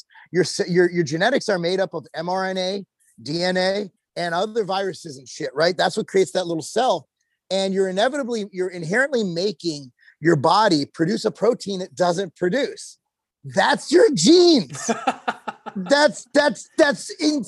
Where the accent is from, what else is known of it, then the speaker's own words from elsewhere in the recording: California, United States; also born or lived in Illinois; now in Tennessee, United States; I grew up in California when DARE was a thing